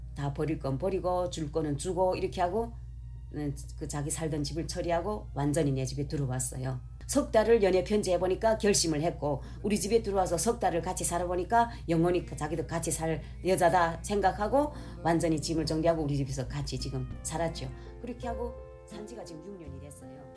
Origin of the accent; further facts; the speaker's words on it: North Korea; now in Los Angeles, United States; 내가 북한 여잔데